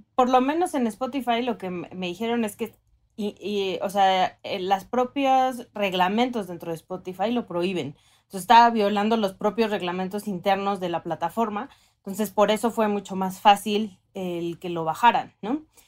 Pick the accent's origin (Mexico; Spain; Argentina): Mexico; northern Mexico; soy norteña